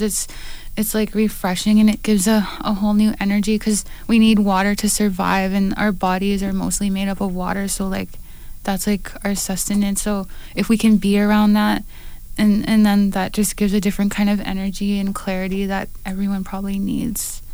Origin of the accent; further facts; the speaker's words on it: Manitoba, Canada; now in British Columbia, Canada; I'm from Manitoba